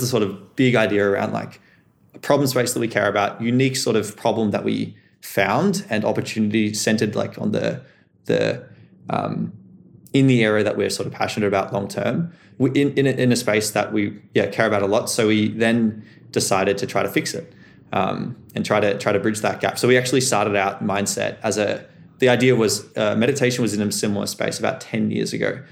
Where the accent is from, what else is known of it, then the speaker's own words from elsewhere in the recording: Melbourne, Victoria, Australia; growing up in Melbourne, growing up in the, the school I did with the friends I had